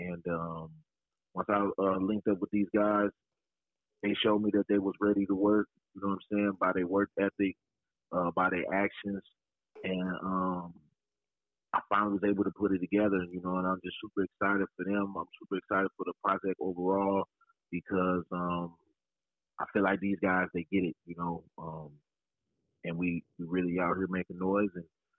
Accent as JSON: {"language": "English", "town": "Freeport", "region": "Illinois", "country": "United States", "said": "Man, I'm from Freeport, Illinois, located right out here in the Midwest."}